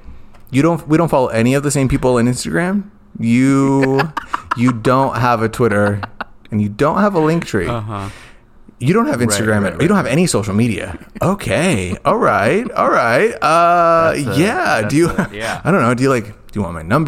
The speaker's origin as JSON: {"language": "English", "town": "Phoenix", "region": "Arizona", "country": "United States", "tie": "born or raised there", "said": "Growing up in South Central Phoenix"}